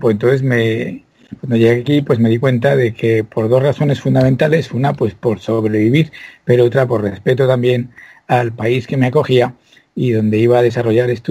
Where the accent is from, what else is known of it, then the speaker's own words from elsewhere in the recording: Spain; moved away as an adult; now in United States; nací en España donde me crié, además, afortunadamente en el seno de una familia estupenda. Nunca teníamos dinero, pero había mucho amor eh, y muchos libros y mucha música.